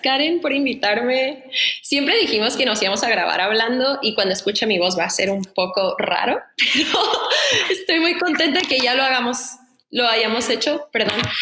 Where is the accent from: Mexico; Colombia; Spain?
Mexico; Tijuana, Baja California; moved away; also born or lived in San Diego, California, United States; soy de Tijuana, crecí típico, ¿no? Creces entre Tijuana y San Diego toda mi vida